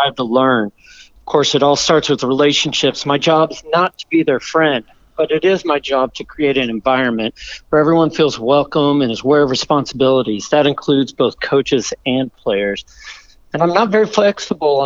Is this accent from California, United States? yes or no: no; Corpus Christi, Texas, United States; now in Austin, United States; I grew up in Corpus Christi, Texas, South Texas